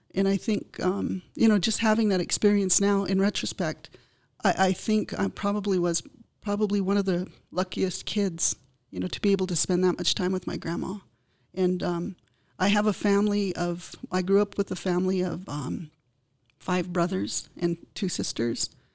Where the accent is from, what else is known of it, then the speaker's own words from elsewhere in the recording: United States; as Indian people, we have to really, um, figure out how we're going to move forward and s, preserve our language